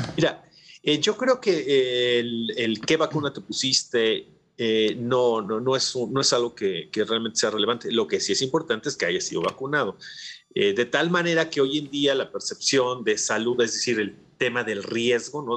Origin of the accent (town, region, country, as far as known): Mexico